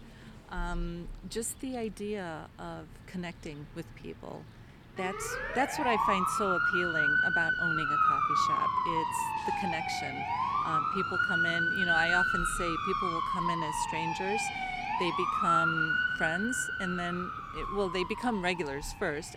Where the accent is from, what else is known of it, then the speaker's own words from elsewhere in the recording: Kirtland, Ohio, United States; also born or lived in Toledo, Ohio; now in Chardon, United States; I am from Kirtland. That's where I grew up